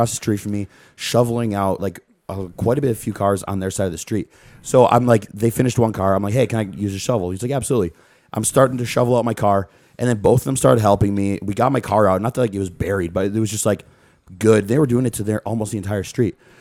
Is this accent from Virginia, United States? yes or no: no; Eagle River, Wisconsin, United States; Eagle River